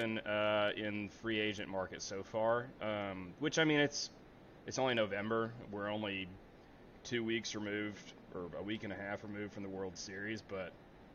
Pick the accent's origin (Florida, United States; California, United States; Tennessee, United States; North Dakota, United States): Tennessee, United States; now in Athens, Georgia, United States; I grew up in Tennessee my whole life